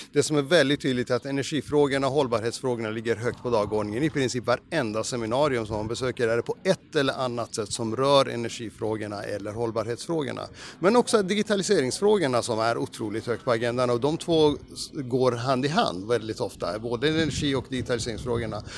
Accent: Norrbotten County, Sweden; Jag är uppväxt i Norrbotten, det är ganska krast där uppe

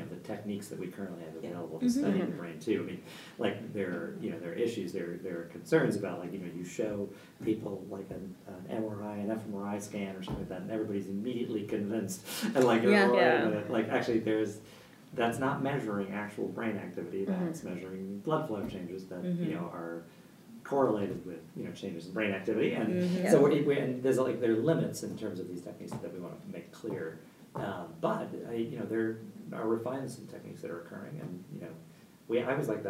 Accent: Dobbs Ferry, New York, United States; I grew up in a town called Dobbs Ferry, New York. It's just north of New York City

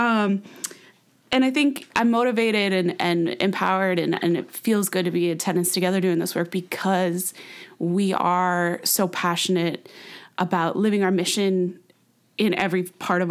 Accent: San Francisco, California, United States; also born or lived in Sacramento; I'm back here in my hometown, San Francisco

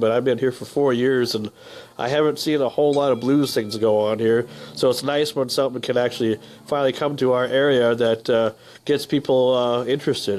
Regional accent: northern Minnesota, United States; moved away; I come from a small town, so I can I can definitely relate. I'm, I'm from Minnesota, Uh, northern Minnesota

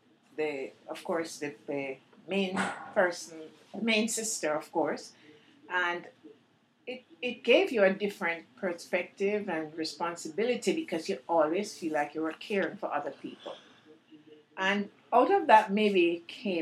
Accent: Kingston, Jamaica; moved away as an adult; now in United States; I was born in Kingston, Jamaica

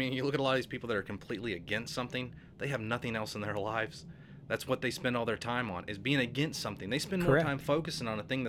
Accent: Charlotte, North Carolina, United States; I'm from Charlotte.

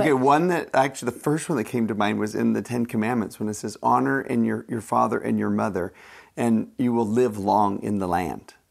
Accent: United States; as an American

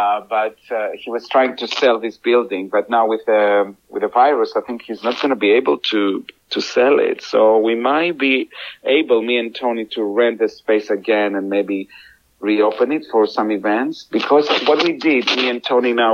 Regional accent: Greece; English is a second language; moved away as an adult; now in United Kingdom; I am from Greece.

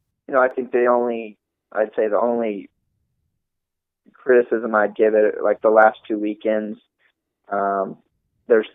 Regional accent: the South, United States; We're both from the South

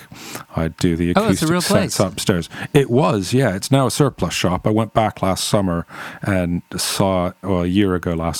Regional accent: Toronto, Ontario, Canada; moved away as an adult; also born or lived in England; I grew up in and around the Toronto area in Canada in the 1980s as a teenager. And I got over to England in the early 90s

